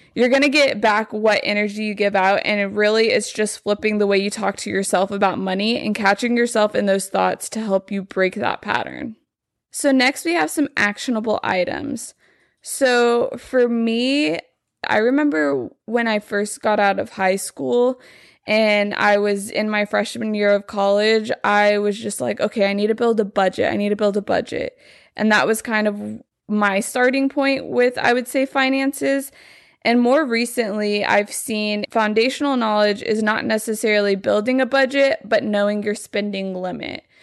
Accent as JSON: {"language": "English", "town": "Lubbock", "region": "Texas", "country": "United States", "moved": "yes", "lives_now": "Dallas, United States", "said": "I'm from Lubbock"}